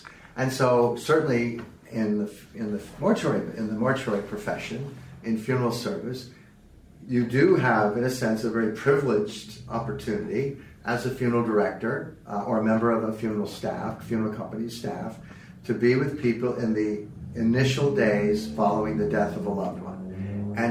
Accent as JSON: {"language": "English", "town": "South San Francisco", "region": "California", "country": "United States", "tie": "born or raised there", "also_born_or_lived": "Santa Clara Valley", "said": "I had a chance to buy into a firm in my hometown of the other competitor across town, and I went to work for them in South San Francisco."}